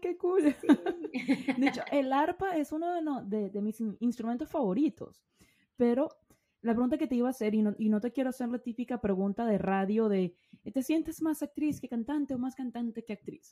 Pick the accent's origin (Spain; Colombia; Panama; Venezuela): Venezuela; moved away; yo soy venezolana